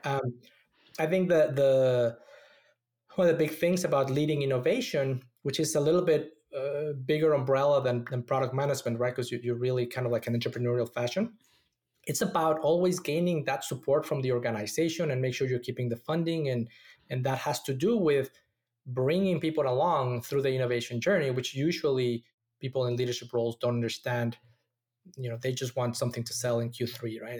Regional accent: Mexico City, Mexico; moved away as an adult; also born or lived in Austin, Texas; now in Silicon Valley, United States; I was born and raised in Mexico City

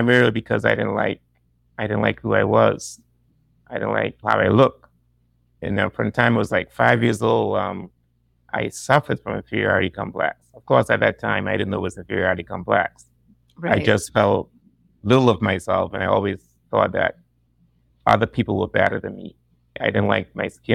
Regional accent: Turks & Caicos Islands; also born or lived in Ohio, United States; I am from the Turks and Caicos Islands.

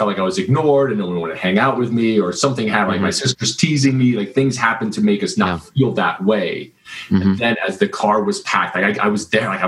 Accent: Kansas, United States; I grew up in Kansas

